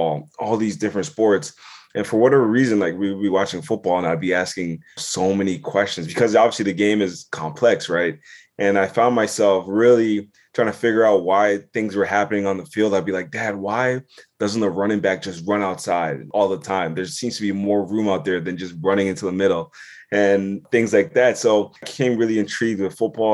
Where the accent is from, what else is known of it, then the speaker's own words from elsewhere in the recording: Southern Ontario, Canada; also born or lived in Toronto / Ghana (ancestry) / United States; grew up in Southern Ontario. You know, my dad, you know, moved, you know, we're from Ghana originally. I was born in Toronto, then obviously moved to Southern Ontario